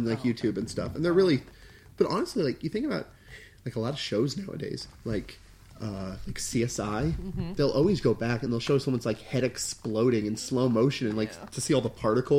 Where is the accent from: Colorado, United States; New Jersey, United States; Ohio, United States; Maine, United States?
New Jersey, United States; Voorhees; I was born in Voorhees, New Jersey.